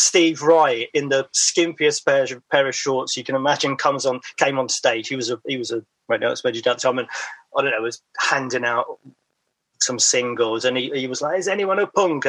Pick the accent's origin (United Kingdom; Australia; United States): United Kingdom; the Fens, Cambridgeshire, East of England; moved away; also born or lived in London; I grew up in the Fens, which is, you know, rural East Anglia